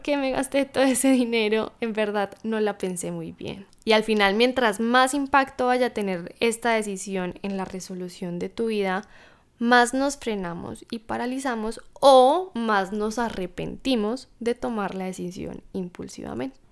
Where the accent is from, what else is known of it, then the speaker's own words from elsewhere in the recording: Colombia; moved away as an adult; regresar de vuelta a mi país natal, a Colombia